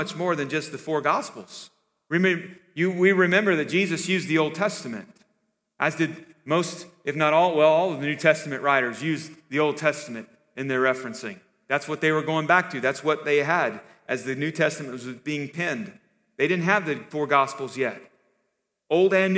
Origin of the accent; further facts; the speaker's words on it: the Bible Belt, United States; growing up in the Bible Belt